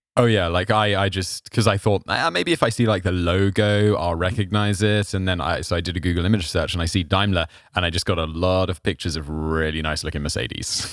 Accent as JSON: {"language": "English", "country": "United Kingdom", "said": "I feel as a British person"}